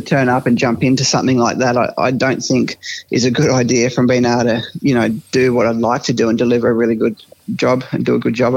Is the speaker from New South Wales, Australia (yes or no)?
no; Mildura, Victoria, Australia; Growing up in Mildura